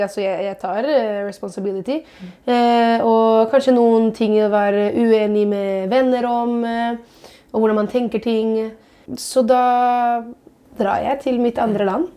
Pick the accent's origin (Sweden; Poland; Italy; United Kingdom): Italy; now in Norway; som italiener